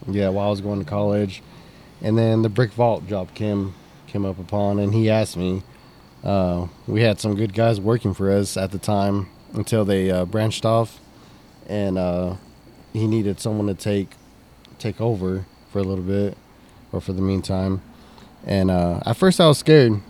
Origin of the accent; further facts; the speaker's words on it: Texas, United States; this is my hometown, so I want to I want to make a mark for this town